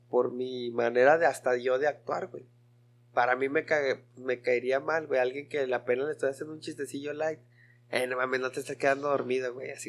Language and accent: Spanish; Ciudad Obregón, Sonora, Mexico; now in Mexicali, Mexico; No, aquí en Mexicali. Soy de Obregón, pero aquí resido en Mexicali.